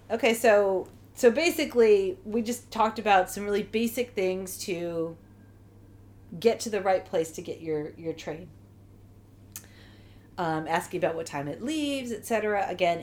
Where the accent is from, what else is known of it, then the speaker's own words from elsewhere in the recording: United States; I'm from the United States